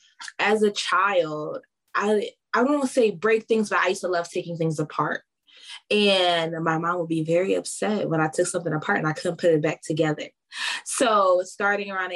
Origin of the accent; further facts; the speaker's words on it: Philadelphia, Pennsylvania, United States; also born or lived in Lancaster, Pennsylvania; I'm originally from Philadelphia